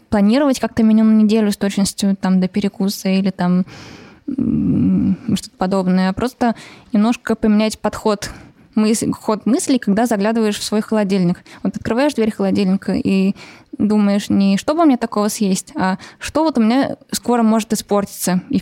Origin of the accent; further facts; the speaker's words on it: Saint Petersburg, Russia; Э, я из Питера девушка